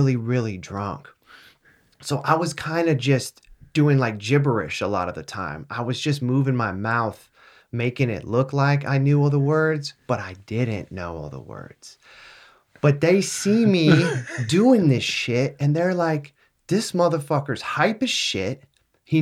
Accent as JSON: {"language": "English", "region": "California", "country": "United States", "tie": "born or raised there", "said": "I was born in Cali, bro. I've got that Cali blood"}